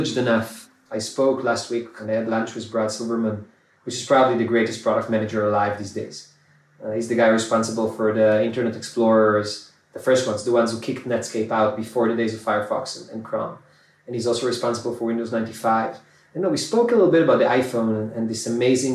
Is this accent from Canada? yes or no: no; Ramat Gan, Tel Aviv District, Israel; I'm from Ramat Gan, it's a small city in Israel, and I'm a Ramat Gan patriot